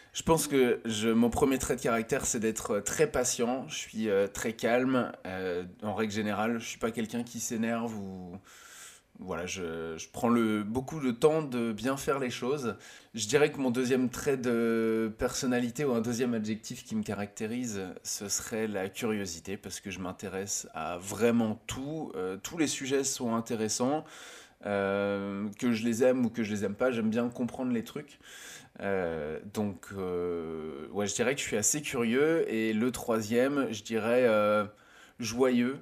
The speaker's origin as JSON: {"language": "French", "town": "Lorient", "region": "Brittany", "country": "France", "said": "je suis originaire de Lorient en Bretagne, c'est dans l'ouest de la France."}